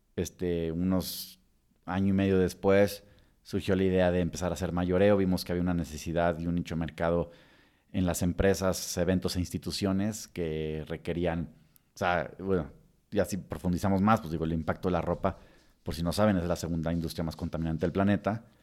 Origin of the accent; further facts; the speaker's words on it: Mexico; moved away as an adult; also born or lived in Texas, United States; como mexicano sin ser residente